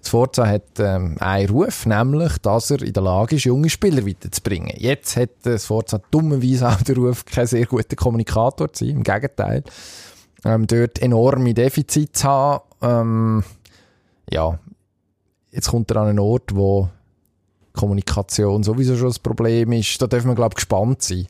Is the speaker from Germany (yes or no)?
no; Switzerland; als Schweizer